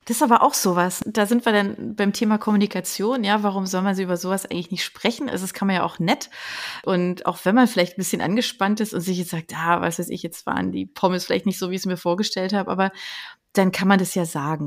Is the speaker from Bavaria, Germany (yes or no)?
no; Berlin, Germany; ich komme aus Berlin